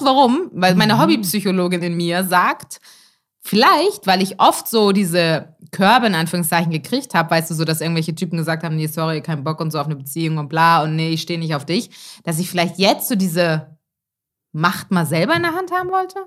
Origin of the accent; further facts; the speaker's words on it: Elmshorn, Schleswig-Holstein, Germany; moved away; meiner Heimat Elmshorn